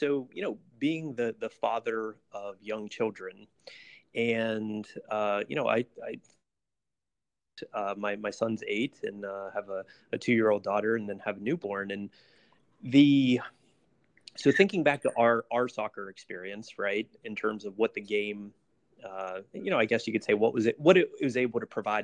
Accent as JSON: {"language": "English", "town": "Pittsburgh", "region": "Pennsylvania", "country": "United States", "tie": "born or raised there", "said": "where I grew up in the Pittsburgh area"}